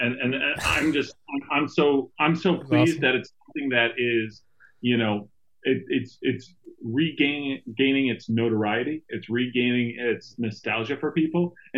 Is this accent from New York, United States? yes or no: yes; Buffalo, New York, United States; I'm from Buffalo.